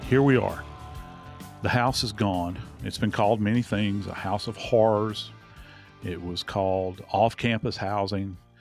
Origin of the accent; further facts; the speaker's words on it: New Orleans, Louisiana, United States; I'm from New Orleans